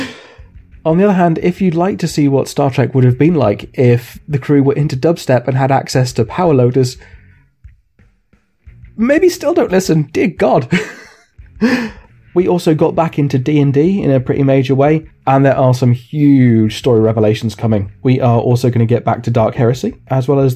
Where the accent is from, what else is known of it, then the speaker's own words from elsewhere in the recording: South Africa; accent: South African; my South African accent